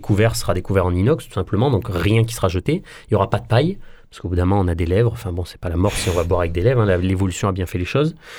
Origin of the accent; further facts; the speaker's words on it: Marseille, Provence-Alpes-Côte d'Azur, France; on est des Marseillais, et puis on, défend euh, l'amour qu'on a pour notre ville.